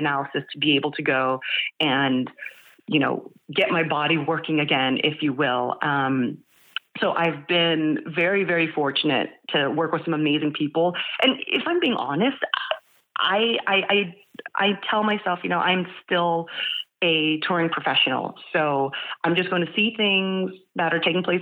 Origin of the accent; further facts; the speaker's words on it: San Jose, California, United States; I am a Northern California native. I was born and raised in San Jose